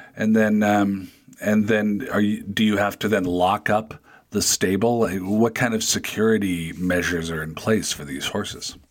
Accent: Federal Way, Washington, United States; my hometown of Federal Way, Washington, just south of Seattle

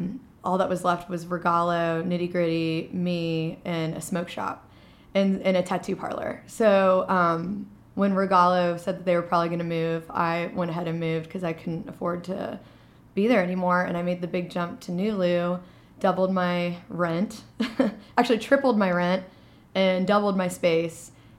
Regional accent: Louisville, Kentucky, United States; I grew up in the Highlands on Windsor Place and right there by Tyler Park. And I started my first business in the Highlands, which was Revelry, which is now obviously in Nulu. And then I bought my first house in the Highlands.

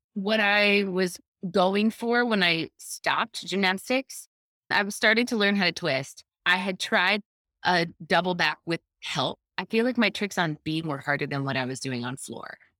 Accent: Clermont, Florida, United States; I'm from Claremont, Florida. It's a small, tiny

